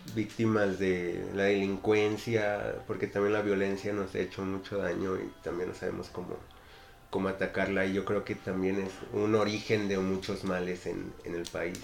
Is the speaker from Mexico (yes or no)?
yes; Mexico; vivimos como mexicanos